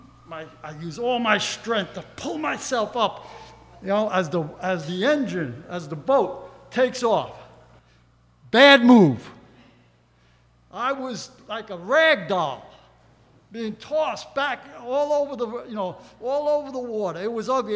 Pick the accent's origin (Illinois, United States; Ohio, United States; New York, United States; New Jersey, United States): New York, United States; I'm a New Yorker.